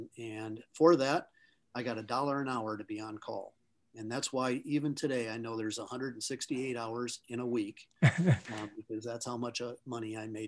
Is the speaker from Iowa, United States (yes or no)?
yes; Charles City, Iowa, United States; So I'm from Northern Iowa, almost on the border of Minnesota. So I don't have the accent, but lived in the cold weather.